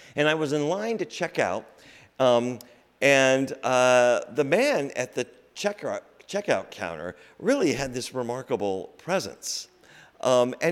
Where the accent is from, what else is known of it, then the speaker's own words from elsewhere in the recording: Iowa, United States; moved away; also born or lived in Boston; I'm from Iowa via Boston